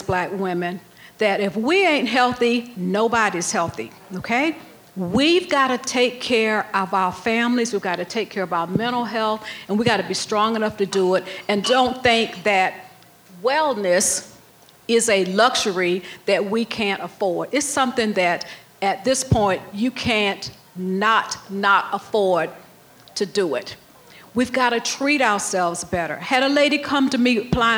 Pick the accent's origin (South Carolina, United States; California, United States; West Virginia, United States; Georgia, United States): South Carolina, United States; I grew up in South Carolina